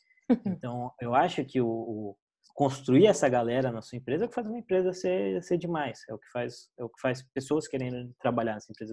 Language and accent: Portuguese; Brasília, Federal District, Brazil; moved away; Eu sou brasiliense